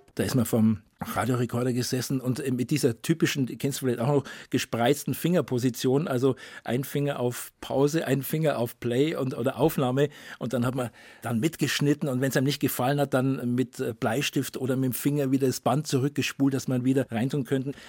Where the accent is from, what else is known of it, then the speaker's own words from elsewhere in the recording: Bavaria, Germany; Ich bin ja in Bayern ähm, geboren und aufgewachsen